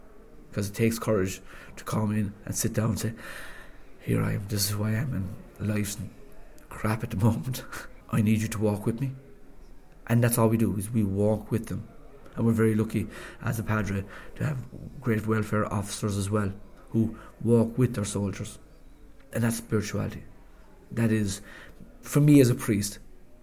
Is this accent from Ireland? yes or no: yes; Cork, Munster, Ireland; moved away as an adult; also born or lived in Fermoy; now in Stafford, United Kingdom; I'm an Irishman from Cork